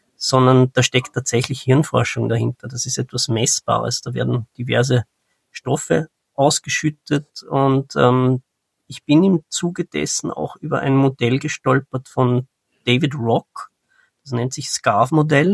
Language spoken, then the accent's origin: German; Austria; Ich bin ähm, aus Österreich